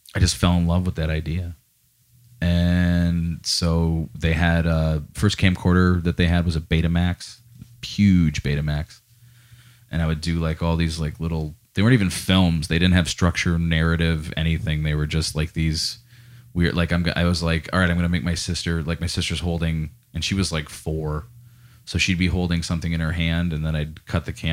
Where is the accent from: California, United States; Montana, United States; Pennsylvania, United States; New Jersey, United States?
Pennsylvania, United States; Scranton; also born or lived in Green Ridge, Scranton / West Side, Scranton / Clarks Summit; I was born at CMC Hospital in Scranton